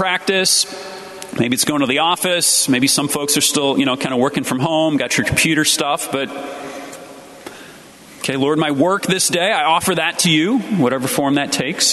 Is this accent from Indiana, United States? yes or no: no; St. Louis, Missouri, United States; moved away; I'm from Sacred Heart Parish, outside St. Louis, my hometown.